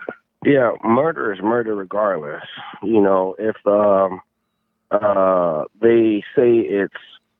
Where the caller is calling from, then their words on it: Los Angeles, California, United States; I'm calling from Los Angeles.